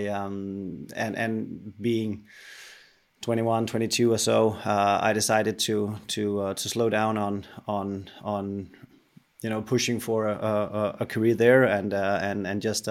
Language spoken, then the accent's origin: English; Denmark; I'm a Dane. I'm from Denmark.